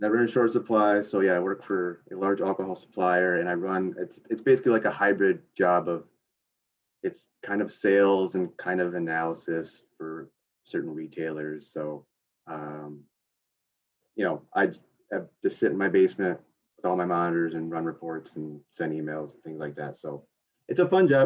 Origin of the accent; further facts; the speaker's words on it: a couple hours north of Grand Rapids, on Lake Michigan, United States; Grew up a couple hours north, right on Lake Michigan